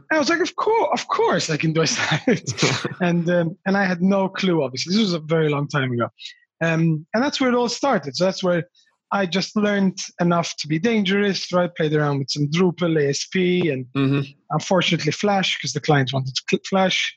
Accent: Australia; my parents emigrated to australia from malta

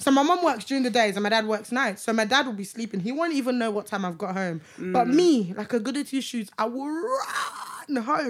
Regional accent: Lagos, Nigeria; now in United Kingdom; My dad's side is Muslim. My mom's side is Christian. So every Christmas we'll go to Ibadan to celebrate Christmas, and then during the year we live in Lagos. So I used to go to Ibadan every single December when I was in Nigeria.

